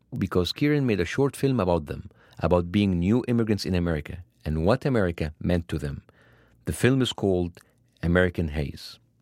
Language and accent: English; Egypt; moved away; When I was growing up in Egypt